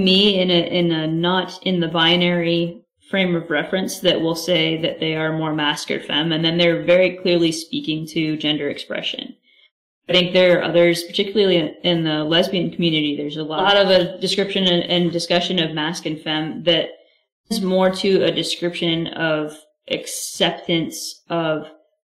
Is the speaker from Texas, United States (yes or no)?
yes; South Texas, United States; I grew up in South Texas, right where I'm currently sitting